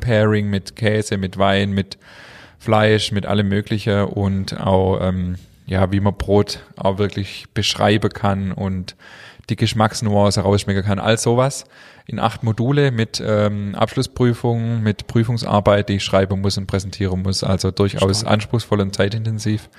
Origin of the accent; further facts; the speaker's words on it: Germany; wir Deutsche